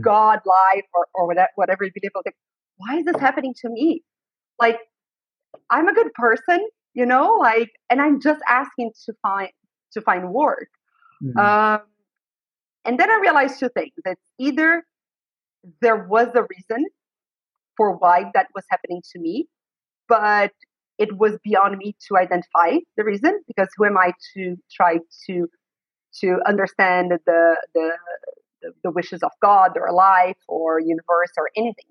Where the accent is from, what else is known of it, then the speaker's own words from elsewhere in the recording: Brazil; moved away as an adult; now in United States; I was raised in Brazil. I was born in the US but raised in Brazil and I uh, lived there for the first 32 years of my life